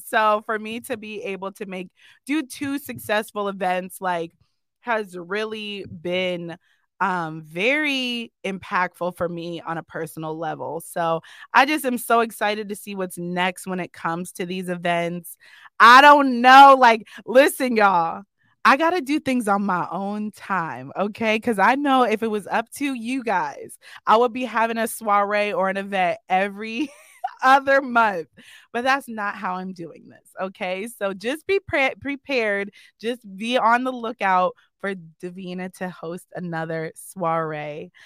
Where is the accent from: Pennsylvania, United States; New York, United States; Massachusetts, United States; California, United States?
Pennsylvania, United States; Erie; my hometown